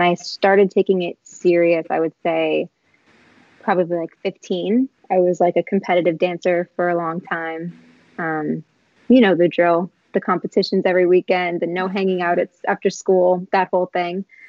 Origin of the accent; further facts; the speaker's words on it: New York City, New York, United States; I'm from Queens, New York.